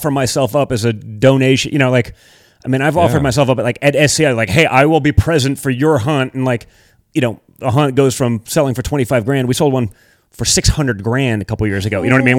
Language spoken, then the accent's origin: English; Connecticut, United States; I'm from New England, right? So it's like, I grew up in Connecticut